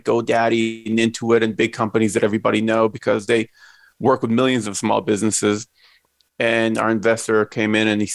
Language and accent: English; Israel; Myself, I grew up in Israel. I'm Israeli.